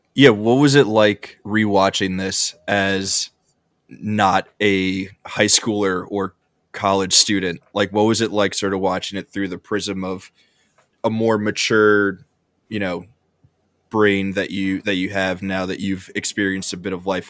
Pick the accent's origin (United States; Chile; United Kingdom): United States; New York; I'm from New York